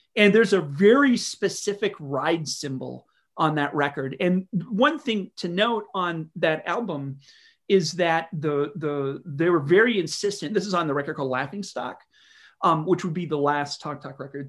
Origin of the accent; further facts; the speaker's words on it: North Dakota, United States; now in Kalamazoo, United States; I live in Kalamazoo, Michigan. That's, that's the other thing, but I'm not from there. I'm from North Dakota